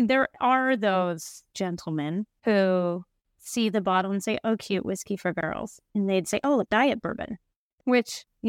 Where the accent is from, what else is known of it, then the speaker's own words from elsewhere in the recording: Kentucky, United States; I was just thinking how in the culture I grew up in Kentucky, everyone drinks bourbon.